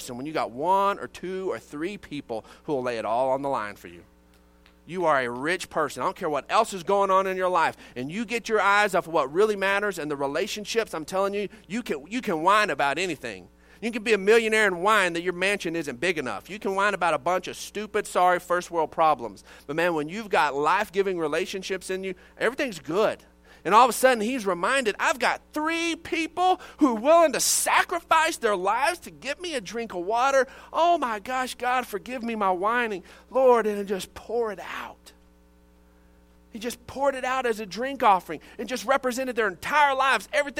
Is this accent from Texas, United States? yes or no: yes; Odessa, Texas, United States; I grew up in Odessa, Texas.